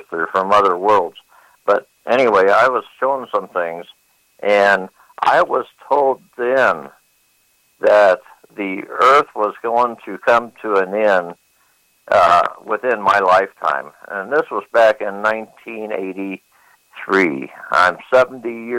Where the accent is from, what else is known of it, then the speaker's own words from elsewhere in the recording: Phoenix, Arizona, United States; I was born and raised in Phoenix, Arizona